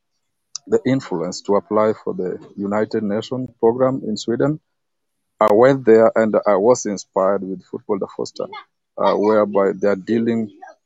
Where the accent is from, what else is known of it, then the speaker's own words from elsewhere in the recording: Kenya; I'm from Kenya.